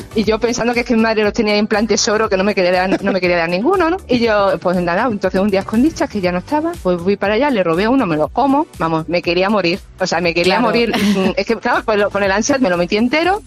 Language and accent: Spanish; Murcia, Region of Murcia, Spain; somos de Murcia